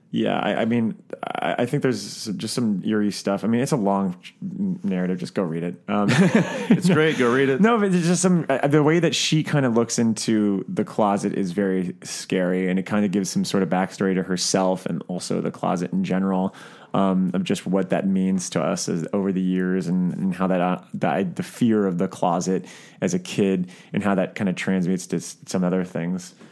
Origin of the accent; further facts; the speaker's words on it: South Florida, United States; growing up in South Florida